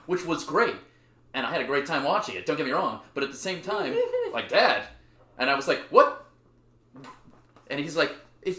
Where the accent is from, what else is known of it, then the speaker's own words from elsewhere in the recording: New Mexico, United States; moved away; I grew up in New Mexico